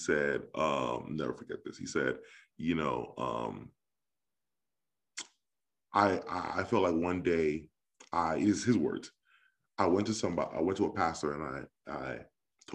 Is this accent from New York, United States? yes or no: yes; New York, United States; growing up in New York, I was really invested in like youth ministries